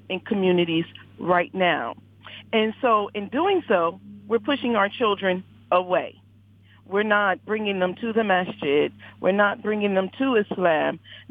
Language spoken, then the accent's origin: English; Philadelphia, Pennsylvania, United States; I'm from Philadelphia.